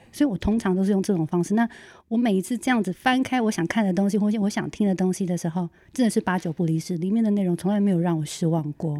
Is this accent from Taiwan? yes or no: yes; Hualien-Taitung, eastern Taiwan, Taiwan; 呃，我是花东的布农族